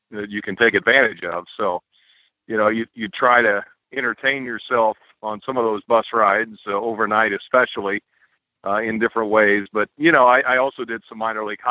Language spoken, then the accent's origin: English; Champaign, Illinois, United States; also born or lived in Tolono, Illinois / Lynchburg, Virginia; I grew up in Champaign, Illinois